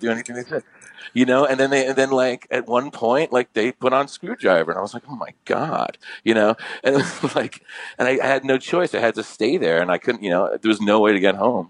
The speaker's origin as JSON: {"language": "English", "region": "New York", "country": "United States", "tie": "born or raised there", "said": "I grew up in New York"}